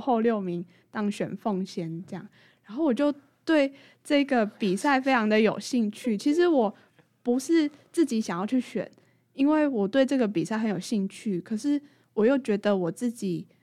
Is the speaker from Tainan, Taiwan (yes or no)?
yes; Tainan, Taiwan; moved away as an adult; also born or lived in Taipei; 我是台南来的小孩